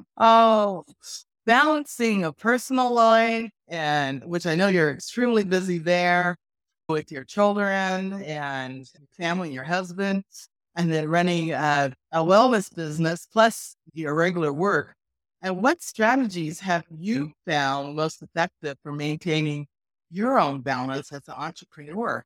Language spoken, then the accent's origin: English; Lamar, Colorado, United States; I've known Lisa since age nine, as we grew up together in Lamar, Colorado